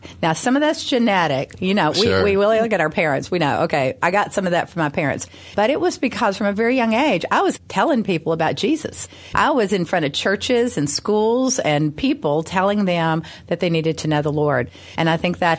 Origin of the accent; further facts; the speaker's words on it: Memphis, Tennessee, United States; Growing up in Memphis, I went to the University of Memphis.